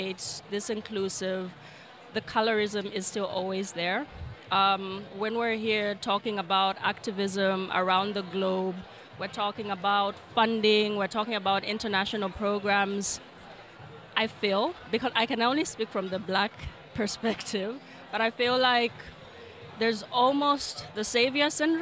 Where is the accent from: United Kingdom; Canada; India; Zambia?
Zambia; Lusaka, Lusaka Province; I'm from Lusaka, Zambia